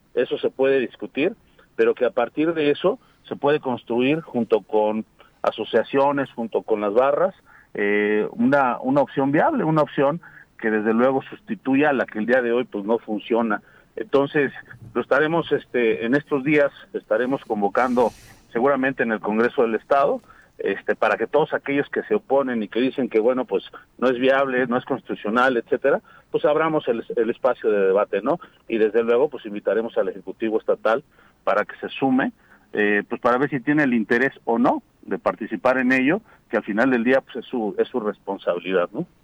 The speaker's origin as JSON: {"language": "Spanish", "region": "Morelos", "country": "Mexico", "said": "somos de aquí de Morelos, aquí están nuestros hijos, aquí vamos a seguir viviendo"}